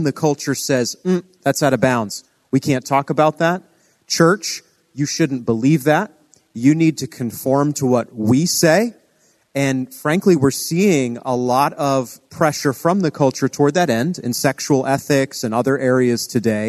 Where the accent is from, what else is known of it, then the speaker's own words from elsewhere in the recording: New England, Maine, United States; moved away; growing up in New England. I'm a child of Maine, so the other coast.